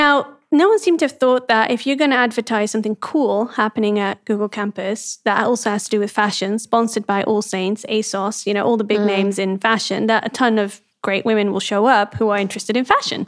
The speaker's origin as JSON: {"language": "English", "town": "Amsterdam", "region": "North Holland", "country": "Netherlands", "tie": "born or raised there", "said": "So I grew up mostly in the Netherlands, in Amsterdam"}